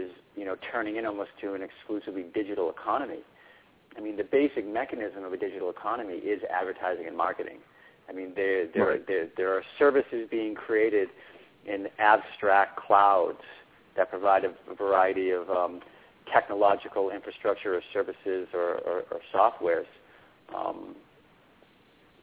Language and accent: English; Braintree, Massachusetts, United States; my hometown right now, Braintree